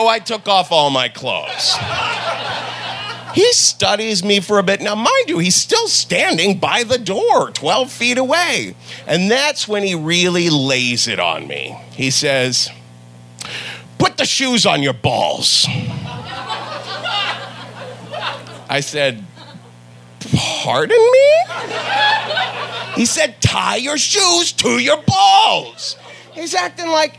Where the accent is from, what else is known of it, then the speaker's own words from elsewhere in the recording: Ohio, United States; moved away; also born or lived in New York; I'm from Ohio